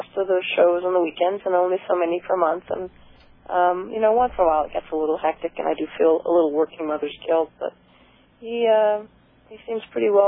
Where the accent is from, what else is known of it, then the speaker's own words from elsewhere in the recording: Brainerd, Minnesota, United States; also born or lived in Tucson, Arizona; I was born in Tucson, but I grew up in Minnesota. So most of my life was, growing up was spent in Minnesota.